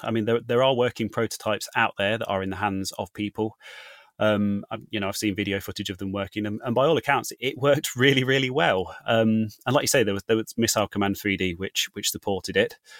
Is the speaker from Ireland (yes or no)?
no; Leicester, East Midlands, United Kingdom; my hometown of Leicester